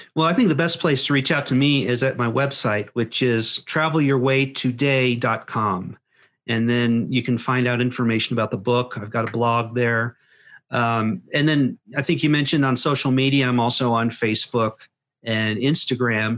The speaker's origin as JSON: {"language": "English", "country": "United States", "said": "as an American"}